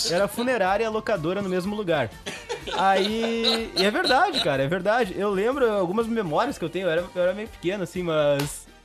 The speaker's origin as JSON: {"language": "Portuguese", "region": "Sertão", "country": "Brazil", "tie": "born or raised there", "said": "na pequena cidade onde, onde nasci, onde me criei, onde cresci, aquele pequeno vilarejo"}